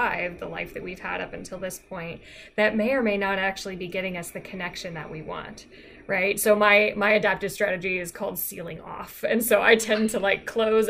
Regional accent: Virginia, United States; I'm from Virginia

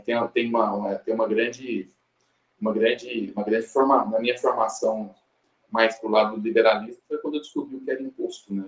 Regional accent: Uberlândia, Minas Gerais, Brazil; eu sou de Uberlândia, lá no Triângulo Mineiro

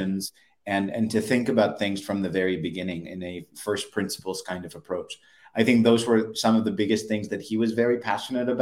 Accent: Alexandria, Alexandria Governorate, Egypt; moved away as an adult; also born or lived in United States / San Francisco; Born and raised in Egypt, Alexandria, Egypt, on the Mediterranean

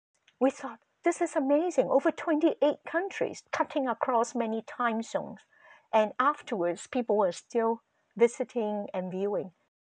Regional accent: Canada; We have been here for a long time, right? We are Canadian.

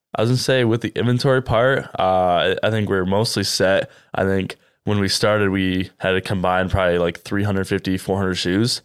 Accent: Cedar Rapids, Iowa, United States; I'm from Cedar Rapids as well.

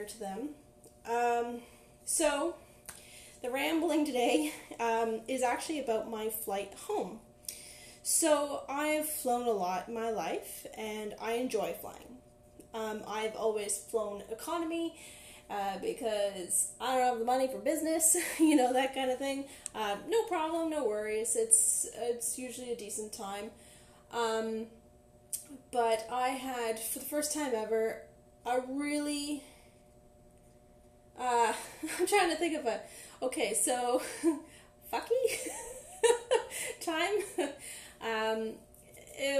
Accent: Ottawa, Ontario, Canada; moved away as an adult; now in Victoria, Canada; I was from Ottawa. I've lived there most of my life. I moved to Victoria, BC last May

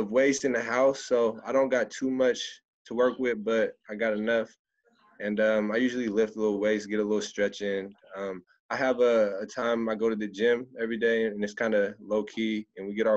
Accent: Des Moines, Washington, United States; I grew up in Des Moines. It's about 10, 15 minutes south of Seattle

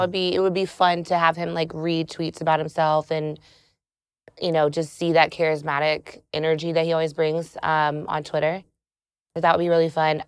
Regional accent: South Carolina, United States; now in Atlanta, United States; I'm from South Carolina

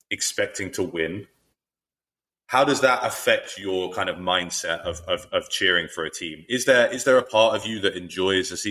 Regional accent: London, United Kingdom; growing up in North London

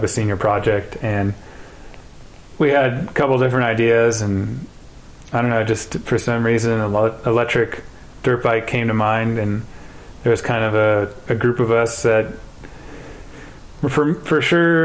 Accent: Northern California, United States; I grew up in NorCal

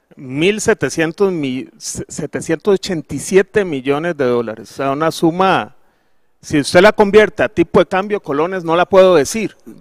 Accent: Costa Rica; nosotros como ticos

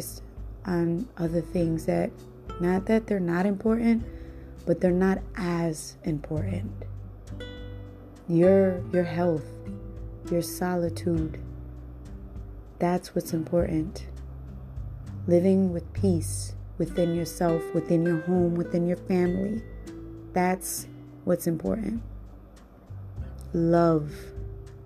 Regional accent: Cleveland, Ohio, United States; also born or lived in Puerto Rico; I come from Cleveland, Ohio

